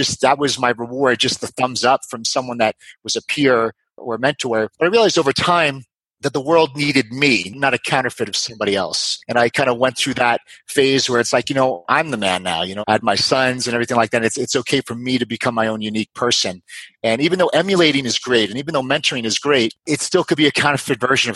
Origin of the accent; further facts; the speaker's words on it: New York, United States; I grew up in New York